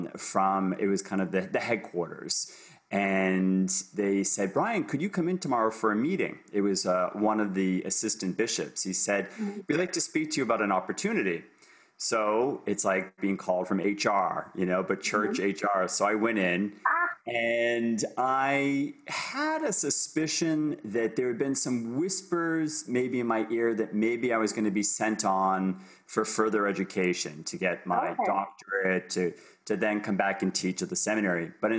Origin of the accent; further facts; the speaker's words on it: Boston, Massachusetts, United States; moved away as an adult; also born or lived in Ohio; now in Toronto, Canada; I'm coming to you from Toronto, Canada, but I'm originally from the United States. So I'm now a dual citizen of the US, Canada, born and raised in Boston